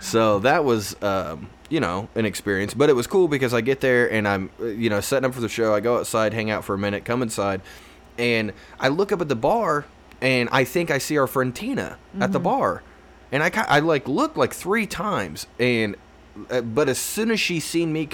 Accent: Indiana, United States; I'm from Indiana

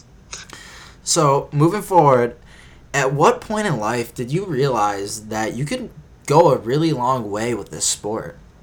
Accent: Cleveland, Ohio, United States; We're both from Cleveland

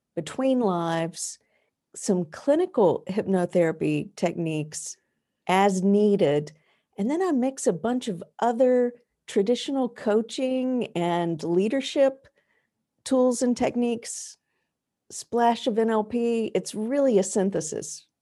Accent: the American South, United States; now in New England, United States; I did not grow up in New England, which is where I live now. I grew up in the American South

